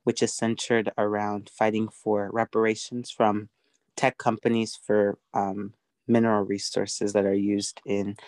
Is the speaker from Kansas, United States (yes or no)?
no; Portland, Oregon, United States; born or raised there; also born or lived in Zambia